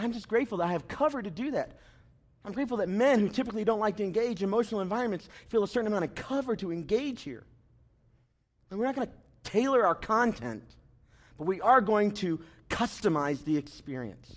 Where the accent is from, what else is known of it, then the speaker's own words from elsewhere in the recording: the South, United States; I'm from the South